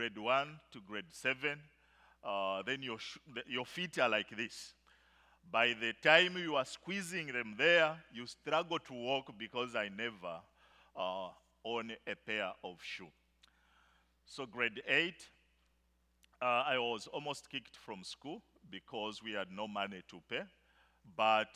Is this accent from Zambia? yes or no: yes; Zambia; In Zambia, I come from the bush part of Zambia.